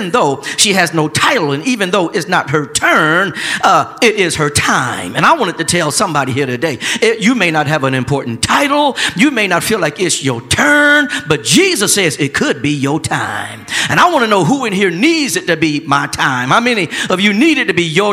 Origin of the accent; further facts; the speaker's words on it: Flint, Michigan, United States; growing up in Flint, Michigan